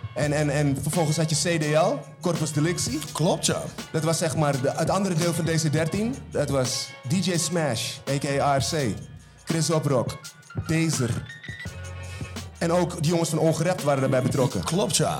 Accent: Almere, Flevoland, Netherlands; ik uit Haven kom

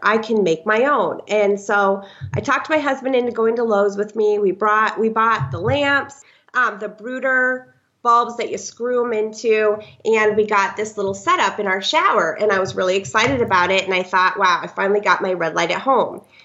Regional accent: Iowa, then Minnesota, Midwest, United States; moved away as an adult; now in San Clemente, United States; I'm originally from the Midwest, Iowa first, and then Minnesota, and moved. Um, to Southern California about a year

